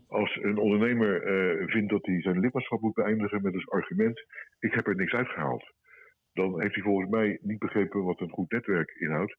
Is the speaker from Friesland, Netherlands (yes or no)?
no; Rotterdam, South Holland, Netherlands; als Rotterdammer